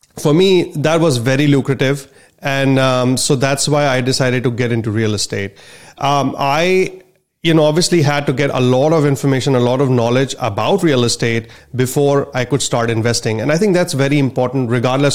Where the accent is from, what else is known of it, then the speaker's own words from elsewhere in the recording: India; moved away as an adult; now in United States; I'm a physician from India and my parents are physicians there as well